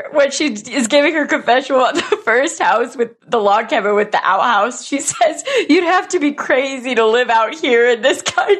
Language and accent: English; Michigan, United States; Like I grew up in Michigan, and so like up north living was very common.